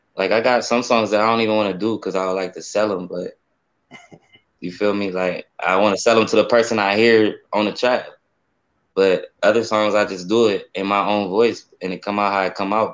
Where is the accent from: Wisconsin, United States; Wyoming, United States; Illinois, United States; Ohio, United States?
Ohio, United States; Akron; also born or lived in Spain; I'm, I'm, from Akron, Ohio. I was born in Spain. I'm a Navy baby, but okay. I came over here. I came over here when I was one years old, and I've been, you know, I'm saying, from the east side of Akron all my life